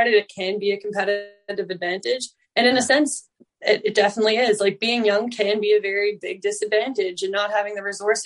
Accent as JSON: {"language": "English", "region": "Newfoundland and Labrador", "country": "Canada", "said": "that's just the way of being a Newfoundlander"}